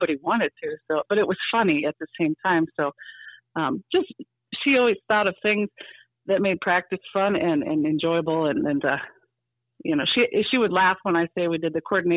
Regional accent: Marion, South Dakota, United States; I am from Marion.

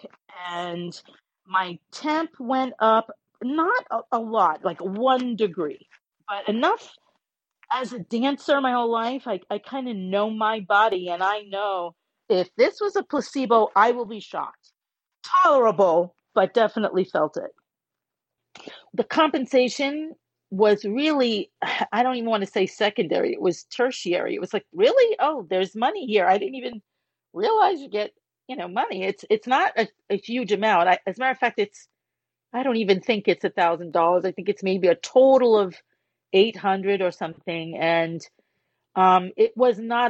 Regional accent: New York, United States; born or raised there; now in South Florida, United States

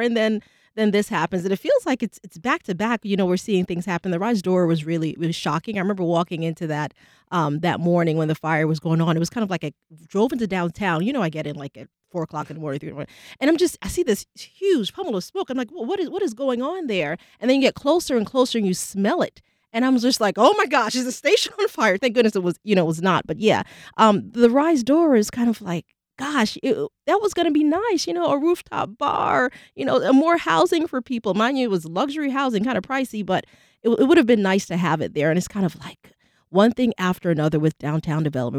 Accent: New York City, New York, United States; now in Jacksonville, United States; I'm from New York City

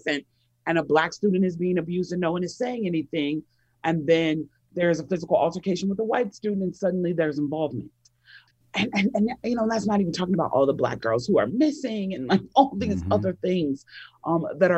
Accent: Chicago, Illinois, United States; I grew up on the South Side of Chicago

